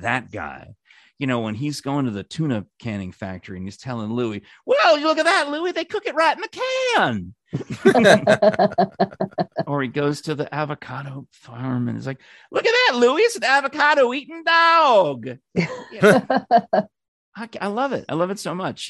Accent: New York, United States; now in Knoxville, United States; as a New Yorker

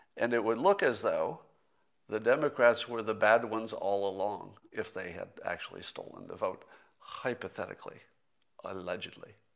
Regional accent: United States; as an American

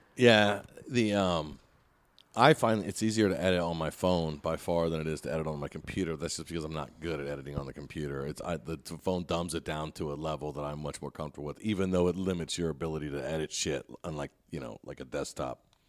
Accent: Indiana, United States; we're both from Indiana

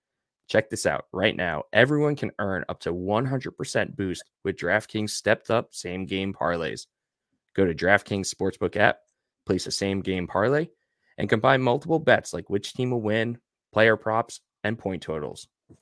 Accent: New York, United States; like we're the generation where, yeah, we grew up on Long Island, so it makes sense that we're Islander fans. Mm-hmm. And then like we moved away and we're still Islander fans.

